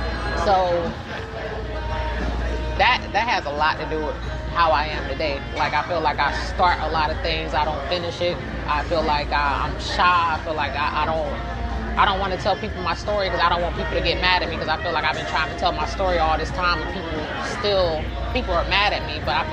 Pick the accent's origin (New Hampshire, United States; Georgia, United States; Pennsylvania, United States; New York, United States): Georgia, United States; born there; I'm 32 years old. I was born in South Georgia. I was born to military parents.